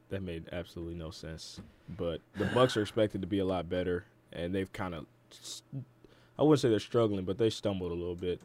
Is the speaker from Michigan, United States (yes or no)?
yes; Detroit, Michigan, United States; my hometown team, the Detroit Pistons